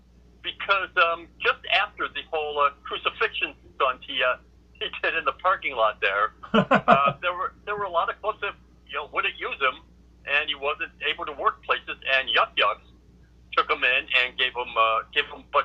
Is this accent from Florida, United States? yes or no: no; Buffalo, New York, United States; moved away; also born or lived in Boston; I'm from Buffalo